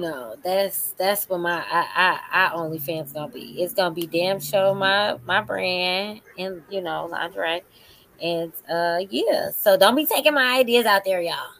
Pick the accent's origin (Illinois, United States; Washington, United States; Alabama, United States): Illinois, United States; Chicago; also born or lived in Las Vegas; now in Atlanta, United States; I'm from Chicago. I know Midwest. how it is. We Midwest family